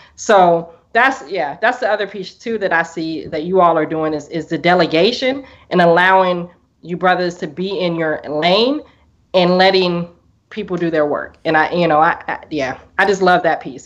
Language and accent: English; Portland, Oregon, United States; I'm from Portland, Oregon, um, all the way in the Northwest